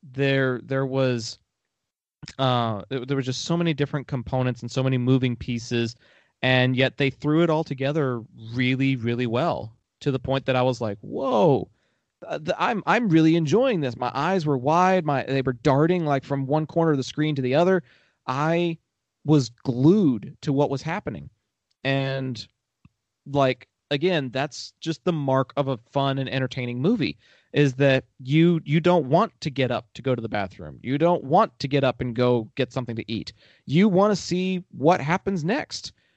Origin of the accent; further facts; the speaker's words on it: Texas, United States; I'm from Texas